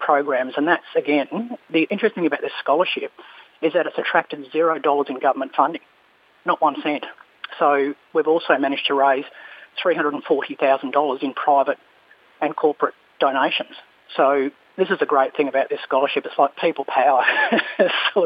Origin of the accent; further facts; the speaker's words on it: Pilbara, Western Australia, Australia; I'm from the Pilbara myself